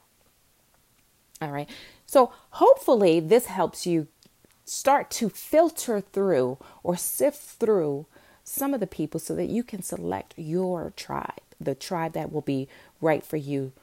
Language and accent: English; Newark, New Jersey, United States; I grew up in Newark, New Jersey